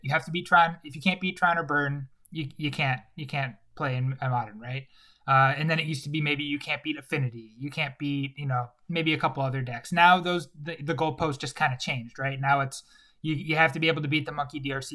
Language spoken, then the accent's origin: English; Chicago, Illinois, United States; I grew up in Chicago